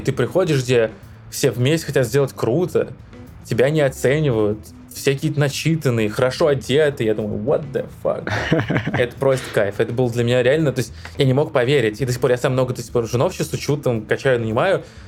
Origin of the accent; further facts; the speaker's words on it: Donetsk, Donetsk Oblast, Ukraine; moved away as an adult; Я сам из Донецка, что в Украине